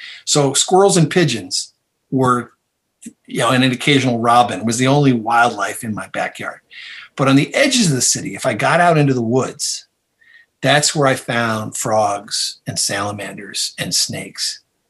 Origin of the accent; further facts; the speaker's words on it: Toledo, Ohio, United States; I grew up in Toledo, Ohio, a city perched on the edge of Lake Erie